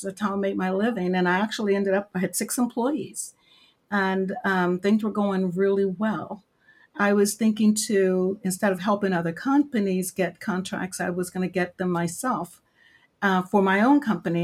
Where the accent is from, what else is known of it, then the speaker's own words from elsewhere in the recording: Maryland, United States; I live in Maryland, originally born and raised in Maryland